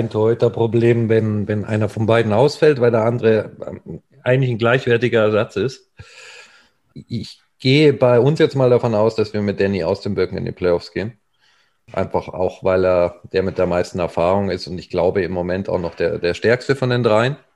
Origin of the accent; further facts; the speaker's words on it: Munich, Bavaria, Germany; Christoph Ullmann ist einer der wenigen Spieler, der mir als Münchner sogar im AEV-Trikot noch sympathisch war.